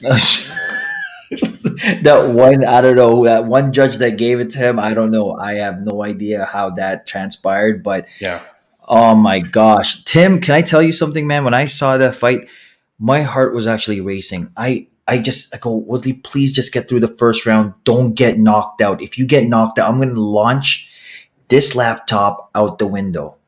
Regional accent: Philippines; I'm the Filipino podcasting machine

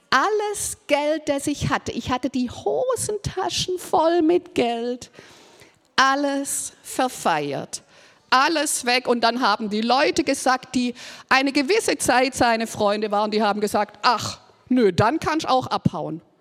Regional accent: Baden-Württemberg, Germany; Ist ja auch mal ein guter Gedanke, so als Schwabe, gell, kann man auch mal denken, es hilft Armela, wenn man was schafft.

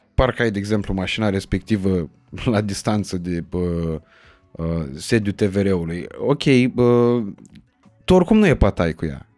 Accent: Iași, Iași County, Romania; eu sunt din Iași

